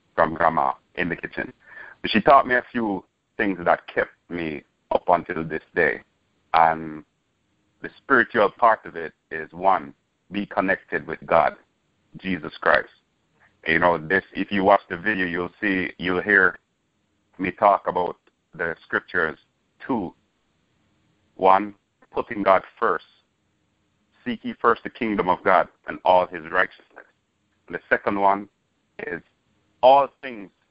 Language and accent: English; Jamaica; moved away; I'm originally from Jamaica. Born, bred, and raised